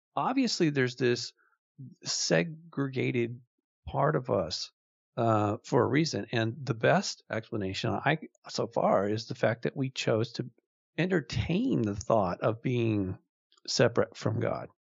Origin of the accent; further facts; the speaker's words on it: Malibu, California, United States; I grew up in Malibu